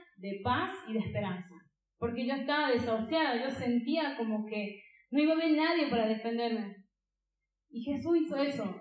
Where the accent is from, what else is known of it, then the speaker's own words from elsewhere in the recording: Catamarca, Argentina; Yo soy de Catamarca.